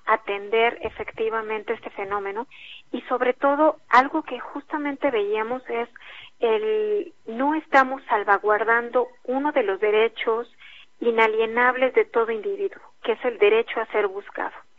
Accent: Mexico; como Estado mexicano

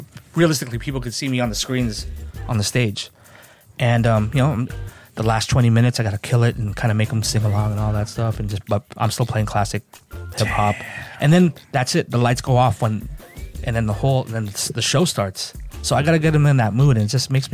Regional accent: Daly City, California, United States; I'm a kid from Templeton. Daly City

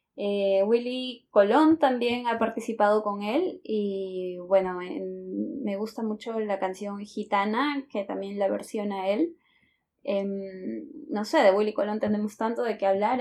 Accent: Lima, Peru; also born or lived in Caracas, Venezuela / Santa Cruz de la Sierra, Bolivia; soy de Lima, eh, Perú

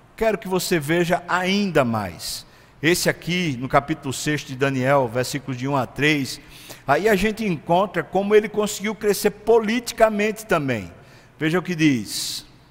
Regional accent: Brazil; a gente é brasileiro

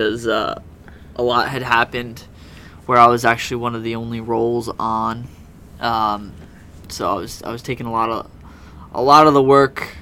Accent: United States; I'm an American

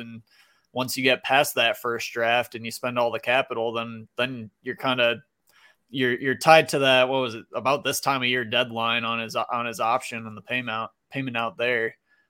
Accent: Michigan, United States; now in Indiana, United States; I'm neighboring. I'm in Indiana right now. Go. Grew up in Michigan, Midwestern.

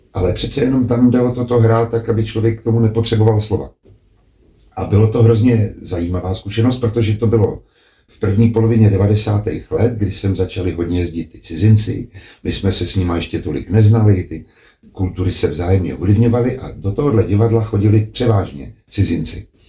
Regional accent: Hradec Králové, Hradec Králové Region, Czechia; moved away as an adult; also born or lived in Prague; Když se naši odstěhovali z Prahy do Hradce Králové a tam jsem vlastně vyrůstal až do třiadvaceti let

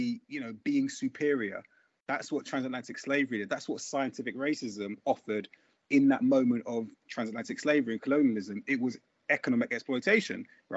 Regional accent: London, United Kingdom; I grew up in Brixton in the 80s and 90s

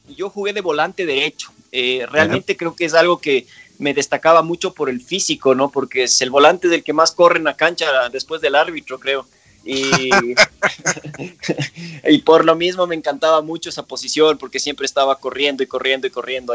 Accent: Quito, Pichincha, Ecuador; moved away as an adult; also born or lived in Tumbaco / Switzerland; yo nací como muchos de nosotros en la Clínica de la Mujer en Quito

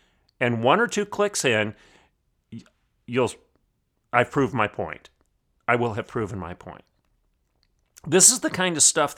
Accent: Oklahoma, United States; look no further than my home state of Oklahoma

